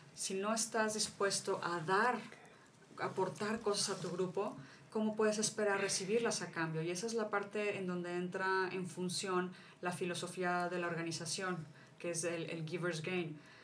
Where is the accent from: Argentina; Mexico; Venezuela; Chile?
Mexico; mi país